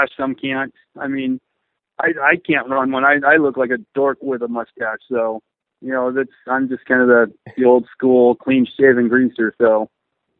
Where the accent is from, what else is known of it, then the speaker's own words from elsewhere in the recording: Southern California, United States; being a motocrosser growing up in SoCal